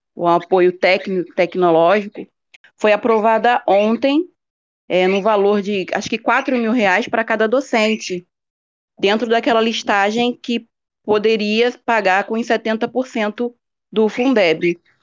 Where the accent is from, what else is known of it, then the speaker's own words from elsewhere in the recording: Rio de Janeiro, Brazil; Sou do Rio de Janeiro